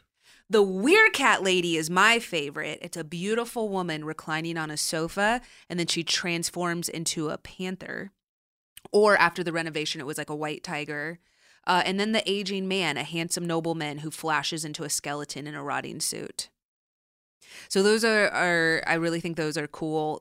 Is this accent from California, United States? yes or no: yes; Southern California, United States; growing up in Southern California